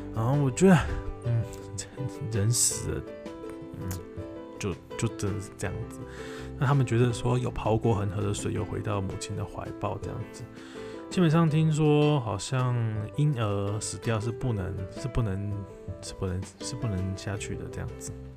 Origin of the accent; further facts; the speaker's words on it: Taiwan; 就是知道你是从台湾来的，